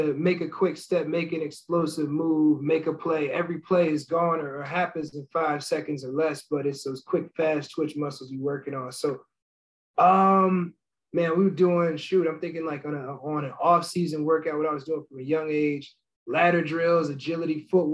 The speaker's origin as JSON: {"language": "English", "region": "New Jersey", "country": "United States", "tie": "born or raised there", "said": "growing up in New Jersey, I was a big Yankee fan"}